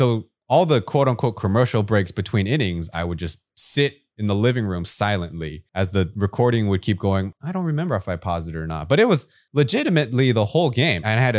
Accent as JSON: {"language": "English", "region": "Taipei", "country": "Taiwan", "tie": "born or raised there", "said": "And so growing up in Taipei, I looked up to the professional ball players here in Taiwan"}